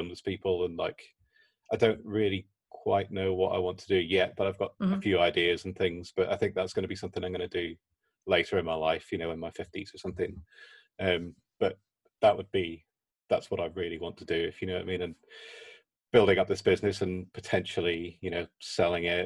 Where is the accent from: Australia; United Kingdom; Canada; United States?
United Kingdom; Belfast, Northern Ireland; I'm from Belfast